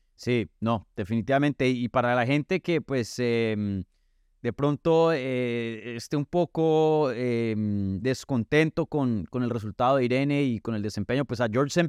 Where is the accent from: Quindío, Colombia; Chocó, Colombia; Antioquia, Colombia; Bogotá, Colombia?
Antioquia, Colombia; Medellín; moved away; estuviste por mi tierrita, ¿no? Estuviste allá en, en, Medellín